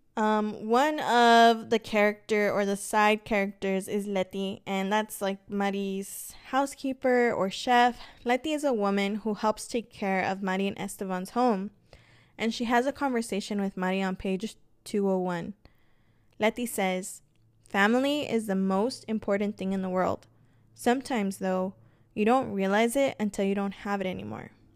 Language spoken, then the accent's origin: English; Los Angeles, California, United States; moved away as an adult; I did move away from my hometown. I'm originally from Los Angeles, and my entire family is out in L